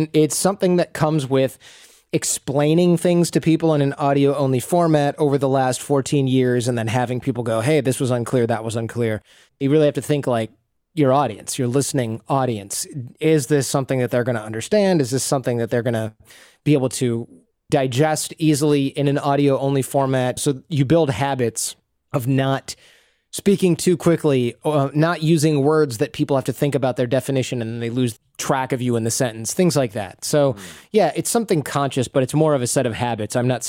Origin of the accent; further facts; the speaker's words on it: Michigan, United States; accent: Michigan; not slurring my words and mixing in my Michigan accent all the time